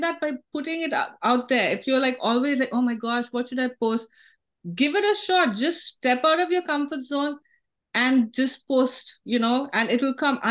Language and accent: English; India; now in United States; I went to San Francisco in the morning as an Indian citizen, and then I was leaving as a U.S. citizen.